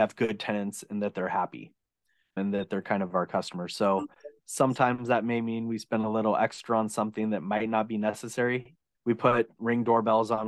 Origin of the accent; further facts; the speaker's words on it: Oregon, United States; now in California, United States; I grew up in Oregon